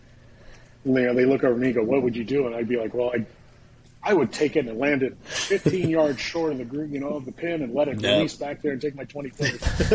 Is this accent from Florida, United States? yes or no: no; Southern California, United States; I grew up in Southern California